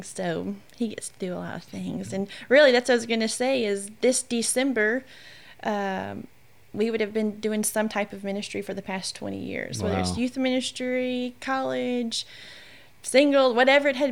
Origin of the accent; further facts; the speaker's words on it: Shreveport, Louisiana, United States; born and raised in Shreveport my whole entire life.